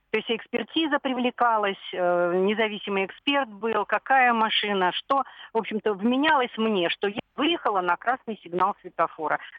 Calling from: Belgorod, Belgorod Oblast, Russia; …, я из Белгорода.

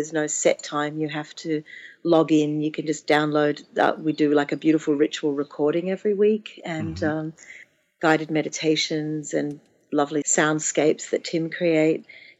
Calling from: Florida, United States; Exactly. I'm calling from Florida.

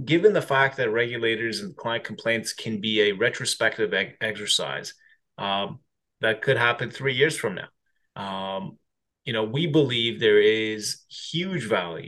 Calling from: Toronto, Ontario, Canada; Beautiful Toronto, Canada.

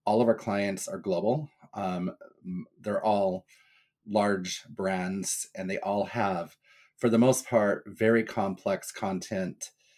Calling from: Cape Cod, Massachusetts, United States; I am hailing from Cape Cod, Massachusetts, so it's nice and sunny here today.

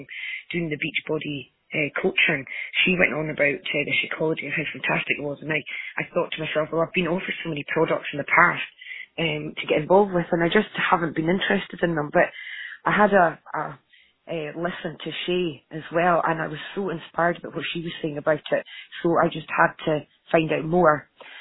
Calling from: Scotland, United Kingdom; Oh, sorry, Aberdeenshire.

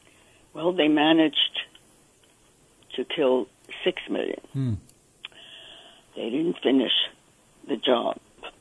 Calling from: New York, United States; I'm calling from New York.

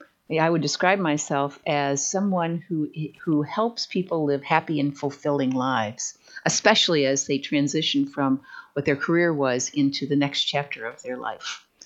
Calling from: Huntsville, Alabama, United States; also born or lived in Naples, Florida; From Huntsville, Alabama. Now, that's a long story, but I lived in Naples, Florida for 31 years

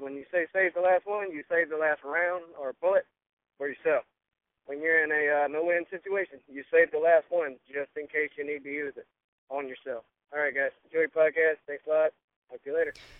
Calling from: Dublin, Georgia, United States; I'm calling from Dublin, Georgia.

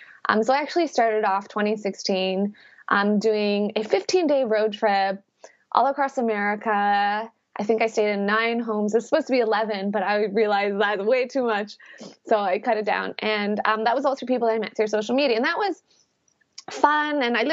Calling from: Birmingham, West Midlands, United Kingdom; I am calling from Birmingham, UK right now.

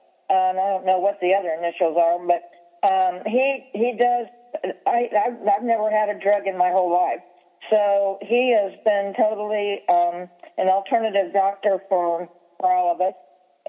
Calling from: Kansas, United States; well, I'm calling from Kansas

